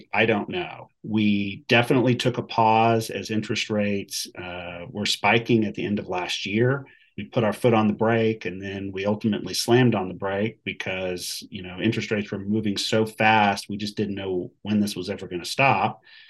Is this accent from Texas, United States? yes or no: yes; Texas, United States; You know, we're from Texas. We live here.